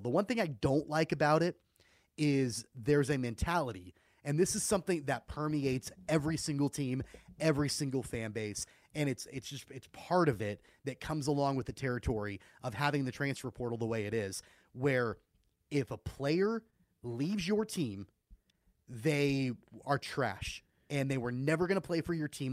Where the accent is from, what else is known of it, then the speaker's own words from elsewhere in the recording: Wichita, Kansas, United States; I'm from Wichita. I was born and raised here, grew up going to Wichita Wranglers games